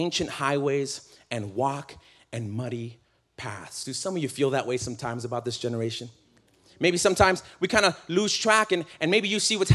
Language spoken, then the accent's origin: English; California, United States; I'm from California